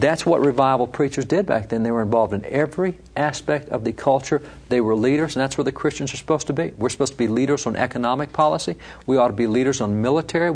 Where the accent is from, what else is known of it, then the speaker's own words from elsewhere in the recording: Texas, United States; I'm from Texas, so I'll pick on my state.